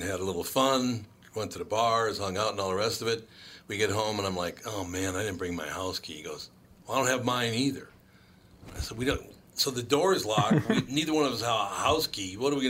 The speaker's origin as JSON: {"language": "English", "town": "Minneapolis", "region": "Minnesota", "country": "United States", "tie": "born or raised there", "said": "Here, like, I grew up in Minneapolis, and if I go up north, I cannot understand what they're saying."}